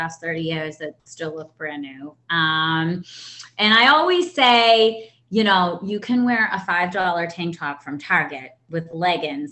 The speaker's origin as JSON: {"language": "English", "town": "Boston", "region": "Massachusetts", "country": "United States", "said": "I'm from Boston, Massachusetts"}